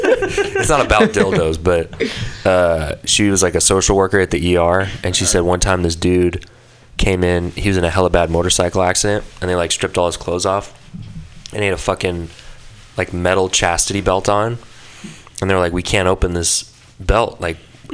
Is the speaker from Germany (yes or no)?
yes; Munich, Bavaria, Germany; I'm from Munich.